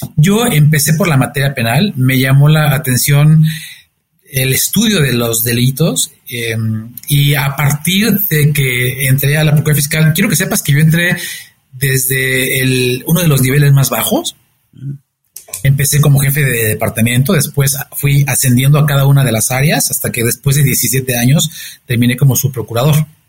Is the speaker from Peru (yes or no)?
no; Mexico; soy un mexicano comprometido con México